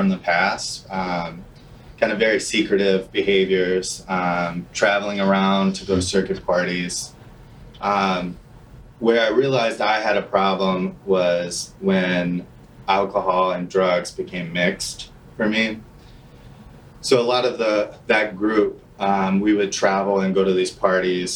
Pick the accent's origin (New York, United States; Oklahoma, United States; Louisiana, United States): Louisiana, United States; New Orleans; moved away as an adult; now in Minneapolis, United States; I'm originally from New Orleans, Louisiana